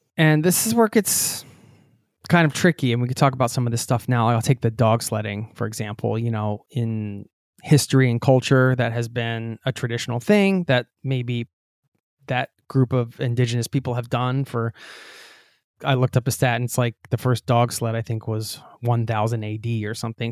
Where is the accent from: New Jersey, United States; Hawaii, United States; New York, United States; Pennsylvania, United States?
Pennsylvania, United States; I'm from Pennsylvania too